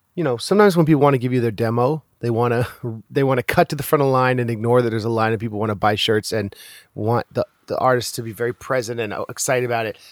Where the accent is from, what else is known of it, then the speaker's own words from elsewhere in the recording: Monterey Bay, California, United States; a rapper who I grew up with in the Monterey Bay